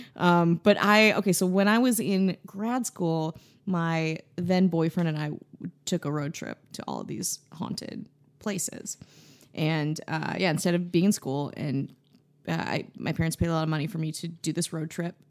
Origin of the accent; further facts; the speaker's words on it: Wisconsin, United States; I'm from Wisconsin